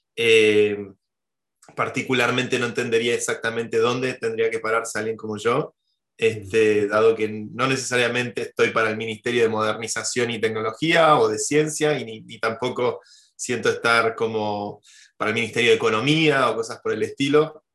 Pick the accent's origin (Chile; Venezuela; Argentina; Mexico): Argentina; moved away as an adult; now in Spain; Mi corazón y, mi mente siguen estando muy cerca de la vida en Argentina